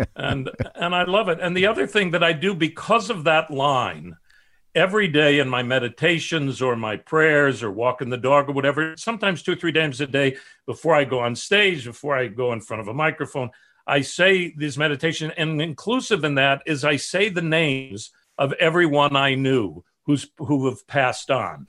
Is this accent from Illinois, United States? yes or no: yes; Chicago, Illinois, United States; my family, south side of Chicago